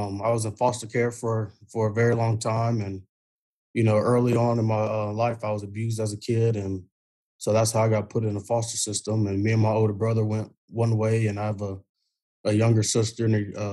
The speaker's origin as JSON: {"language": "English", "town": "Abilene", "region": "Texas", "country": "United States", "tie": "born or raised there", "moved": "yes", "said": "Abilene's a great place. That's my home."}